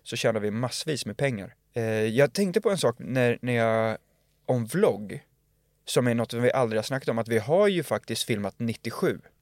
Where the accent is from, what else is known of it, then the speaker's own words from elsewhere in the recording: Lidingö, Stockholm County, Sweden; vi var från Lidingö